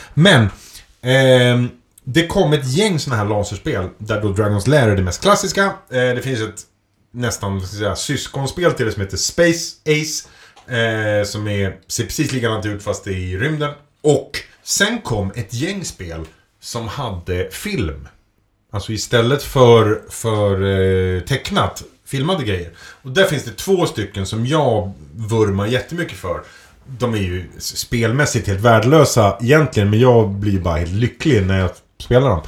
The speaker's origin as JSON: {"language": "Swedish", "town": "Edsbyn", "region": "Gävleborg County", "country": "Sweden", "tie": "born or raised there", "moved": "as an adult", "said": "i Edsbyn då, där jag växte upp"}